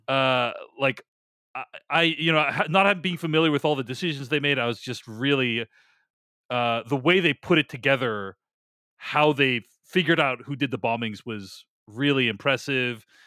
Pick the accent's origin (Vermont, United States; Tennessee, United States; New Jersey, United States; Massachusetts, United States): Massachusetts, United States; Boston; moved away; I was from Boston